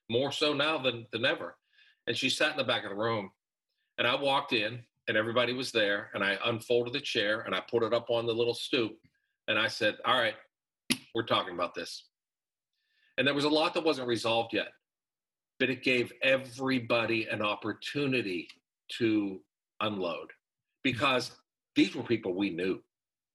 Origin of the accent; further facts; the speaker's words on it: Pittsburgh, Pennsylvania, United States; I'm from Pittsburgh